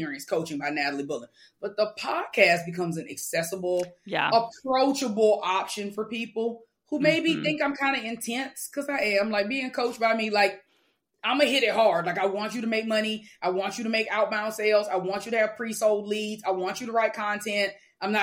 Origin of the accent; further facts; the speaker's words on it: Mobile, Alabama, United States; I grew up in Mobile, the second largest city in the second poorest state in the country.